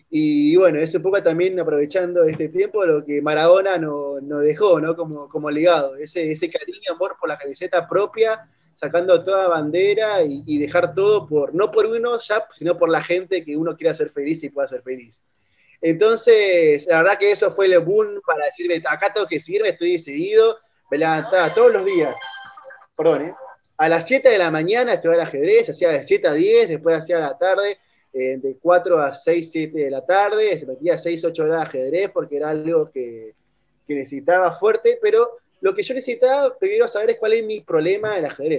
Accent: Argentina; siempre soy de Argentina

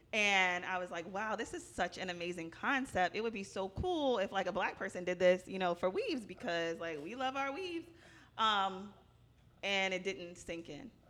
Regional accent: Virginia, United States; moved away as an adult; now in Philadelphia, United States; I'm originally from Virginia

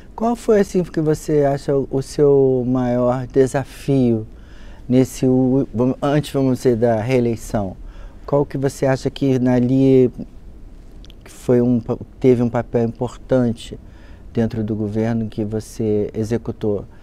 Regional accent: Rio de Janeiro, Brazil; eu sou nascido e criado no Rio de Janeiro

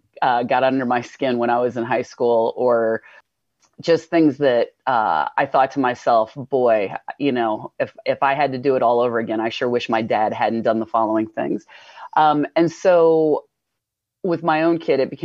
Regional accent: Indiana, United States; born or raised there; also born or lived in New Hampshire; now in Vermont, United States

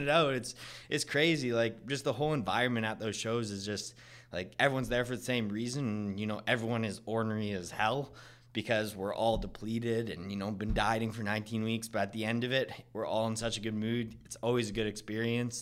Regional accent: Vernon, British Columbia, Canada; I'm from Vernon

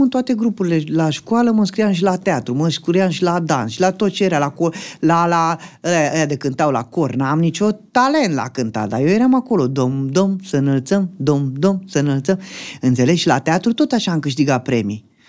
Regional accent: Dragomirești, Romania; moved away as an adult; Din Dragomirești am plecat de tot până acum 9 ani

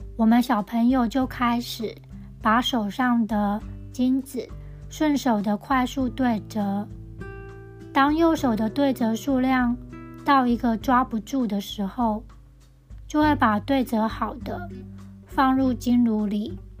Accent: Tianzhong, Changhua County, Taiwan; 我的老家田中的巷口有一家金子店

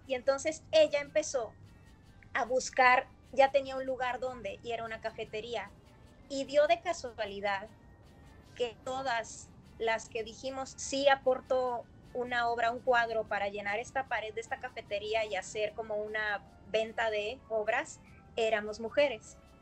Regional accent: Mexico; also born or lived in United States

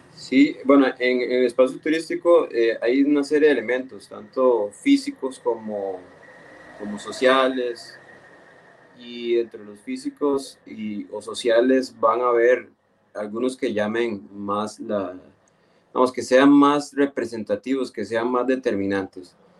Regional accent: Esparza, Puntarenas, Costa Rica; yo soy de Esparzo

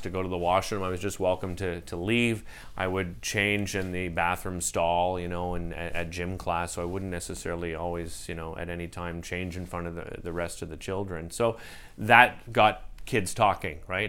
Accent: Ottawa, Ontario, Canada; moved away as an adult; now in Montreal, Canada; growing up in Ottawa, we were here all the time

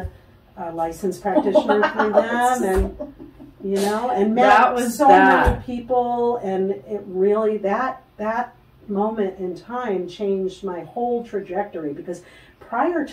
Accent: Connecticut, United States; now in Los Angeles, United States; I grew up Jewish in Connecticut where everybody looked the same

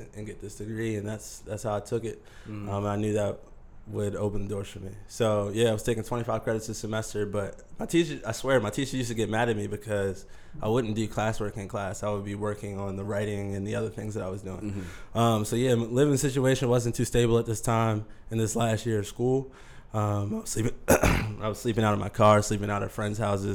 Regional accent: Columbia, Maryland, United States; moved away as an adult; now in New York, United States; I'm from Columbia, Maryland.

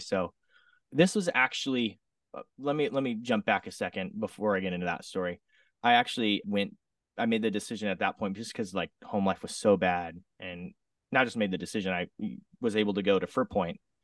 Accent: Southern Oregon, United States; now in Redding, United States; I grew up in Southern Oregon, small little town. Lived there for most of my life.

